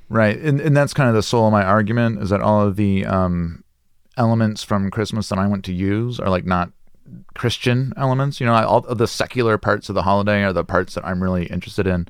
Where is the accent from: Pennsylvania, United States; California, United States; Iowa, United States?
Iowa, United States; Des Moines; moved away; I grew up in, uh, Des Moines, Iowa. So it's very kind of Midwestern upbringing.